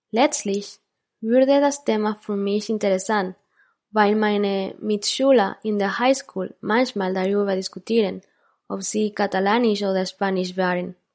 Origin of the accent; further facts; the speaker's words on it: Quito, Pichincha, Ecuador; born there; Ich bin in Quito geboren, der Hauptstadt Ecuadors, einem Land im Nordosten Südamerikas